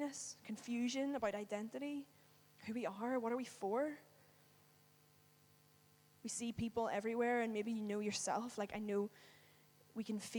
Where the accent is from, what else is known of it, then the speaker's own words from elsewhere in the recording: Northern Ireland, United Kingdom; moved away; I live away from home. I'm from Northern Ireland